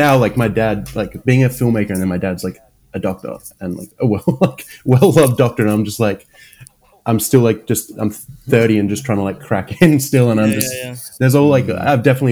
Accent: Perth, Western Australia, Australia; moved away as an adult; I'm like from Perth. I'm like very much a West Australian guy

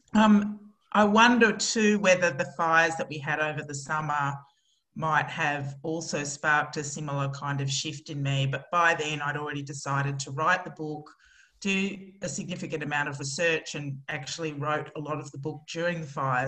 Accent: Australia; as an Australian

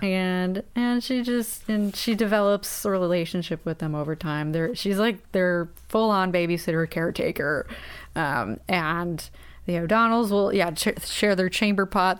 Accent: United States; we are deeply American

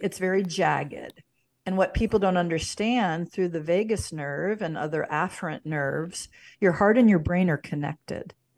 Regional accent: St. Louis, Missouri, United States; moved away as an adult; also born or lived in Boulder Creek, California; now in Washington, Missouri, United States; I was born in Saint Louis

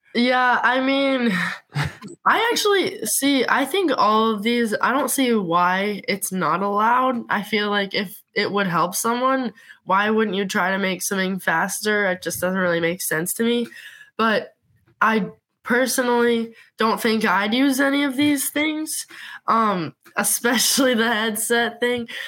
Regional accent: Montana, United States; growing up in Montana

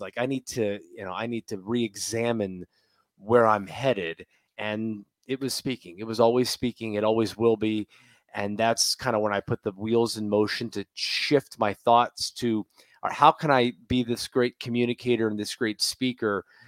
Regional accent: Tampa, Florida, United States; I'm a Bucks fan, I'm from Tampa

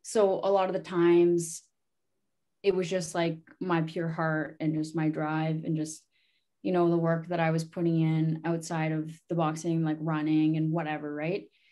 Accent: Sarnia, Ontario, Canada; I'm from Sarnia, Ontario. Uh, my reserve is called Omgenong. Um, I was born and raised there.

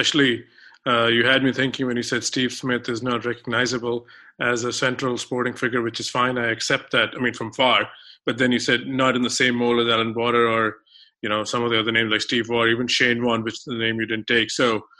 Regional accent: India; now in United States; growing up in India

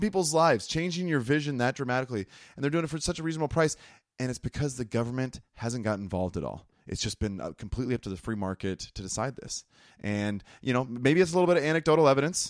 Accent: United States; As American people

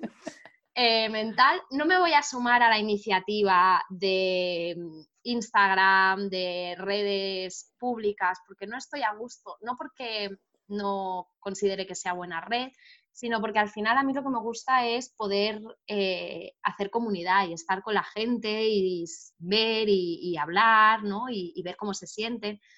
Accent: Barcelona, Catalonia, Spain; yo soy de Barcelona

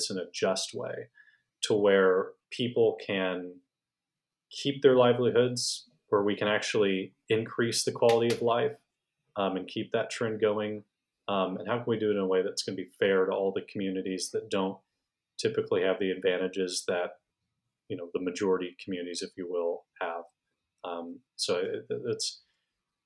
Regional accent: Houston, Texas, United States; now in North Texas, United States; I was raised in Houston

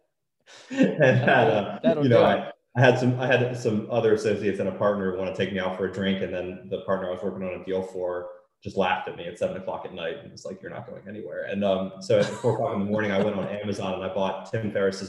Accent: Maryland, United States; I grew up in Maryland and went to school there

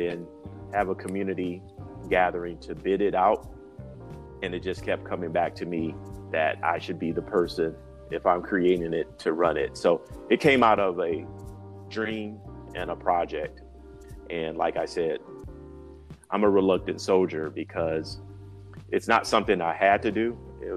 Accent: Grand Rapids, Michigan, United States; moved away as an adult; also born or lived in Washington, D.C.; Grand Rapids, Michigan, very entrepreneurial area, I knew in that young age that my hometown could be a more vibrant business community

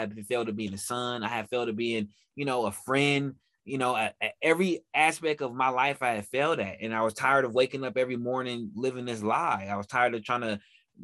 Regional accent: Oakland, California, United States; I'm from Oakland, California

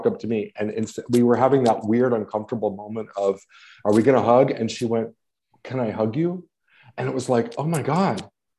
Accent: Los Angeles, California, United States; I'm from Los Angeles.

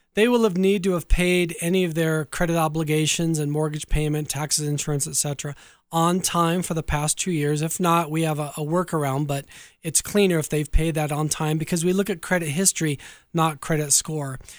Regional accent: Orange County, Southern California, United States; born or raised there

